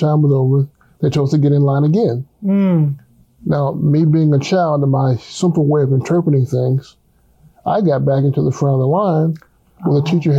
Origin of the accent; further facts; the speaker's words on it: Tampa, Florida, United States; I'm from Tampa, Florida. That's my hometown.